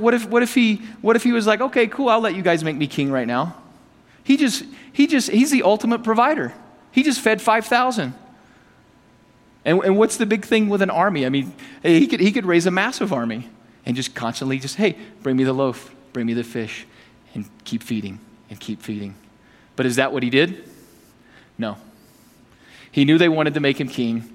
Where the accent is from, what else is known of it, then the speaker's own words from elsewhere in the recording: the South, United States; I'm from the South